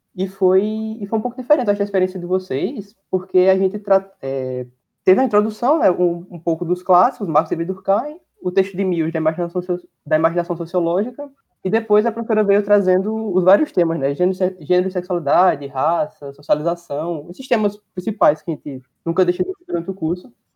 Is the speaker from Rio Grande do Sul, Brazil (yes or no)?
no; Caruaru, Pernambuco, Brazil; moved away as an adult; now in Recife, Brazil; Eu estudo no Federal em Recife e sou do Caruaru.